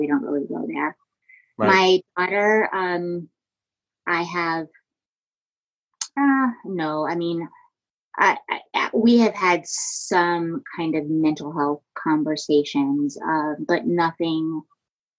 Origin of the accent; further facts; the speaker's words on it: Virginia, United States; I grew up in Virginia